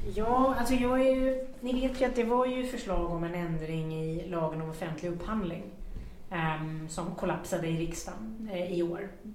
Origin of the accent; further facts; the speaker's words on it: Sweden; vi svenskar